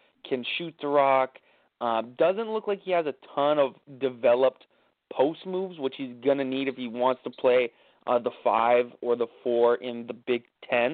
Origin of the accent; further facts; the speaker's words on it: Windsor, Ontario, Canada; I am Canadian, so I'm repping here in Windsor, Ontario.